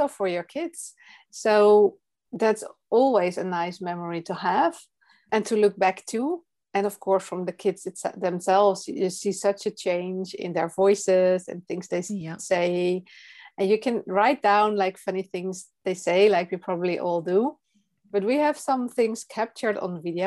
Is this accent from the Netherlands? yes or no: yes; Netherlands; English is a second language; I'm from the Netherlands and you can hear that I am not a native English speaker.